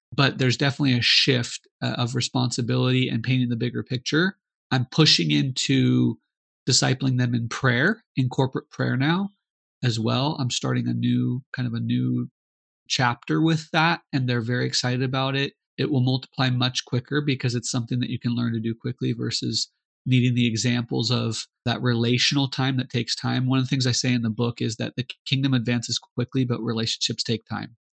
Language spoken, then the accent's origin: English; Arizona, United States; moved away as an adult; now in Mozambique; we're from Arizona, a lot of our friends are are Hispanic